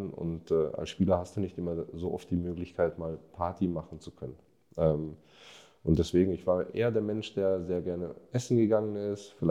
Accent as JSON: {"language": "German", "town": "Munich", "region": "Bavaria", "country": "Germany", "tie": "born there", "said": "ich fühle mich als, als Deutscher, ich bin in, in München geboren, äh, lebe die ganze Zeit schon hier."}